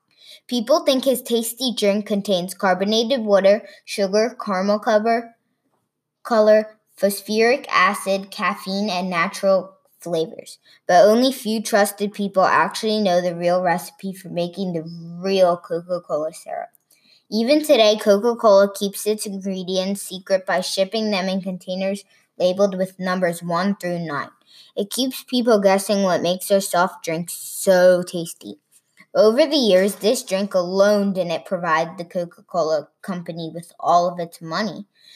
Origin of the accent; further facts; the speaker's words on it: London, United Kingdom; from London.